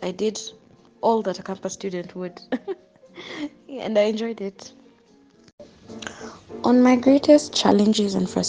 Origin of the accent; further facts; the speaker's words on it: Kenya; my journey as a Kenyan law student